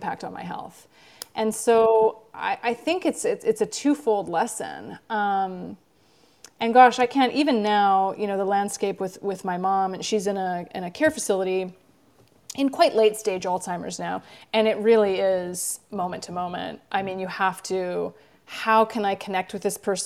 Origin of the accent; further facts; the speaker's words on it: Vancouver, British Columbia, Canada; moved away; I grew up in Vancouver, Canada